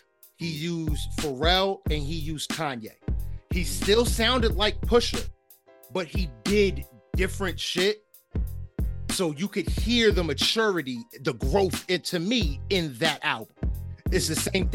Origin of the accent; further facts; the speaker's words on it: East Coast, United States; obviously I'm from East Coast